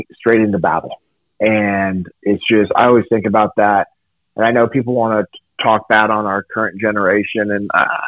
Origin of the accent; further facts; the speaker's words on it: Sacramento, California, United States; I grew up in Sacramento, California